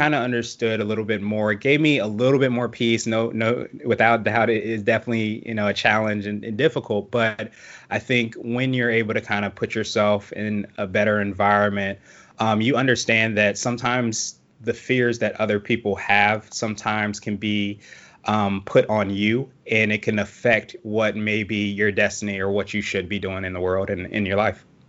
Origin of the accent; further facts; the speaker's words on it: Woodbridge, Virginia, United States; also born or lived in Alexandria, Virginia / Washington, D.C.; I grew up in Woodbridge, which is a little farther south, but not too far from D C